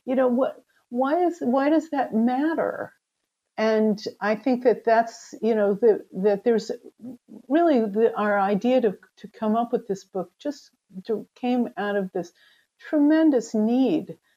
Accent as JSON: {"language": "English", "country": "United States", "tie": "born or raised there", "also_born_or_lived": "Israel", "moved": "as an adult", "said": "I grew up in the United States"}